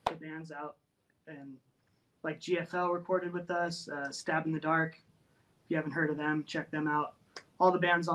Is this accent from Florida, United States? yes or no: no; Menifee, California, United States; now in Portland, United States; I'm from Menifee